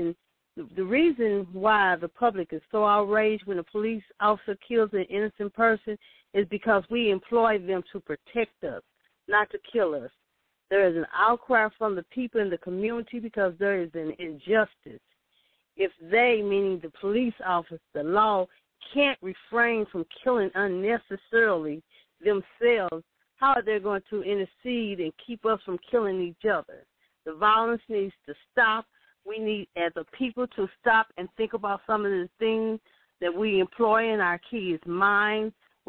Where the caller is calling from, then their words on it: St. Louis, Missouri, United States; I'm calling from St. Louis, Missouri. I'm a high school teacher.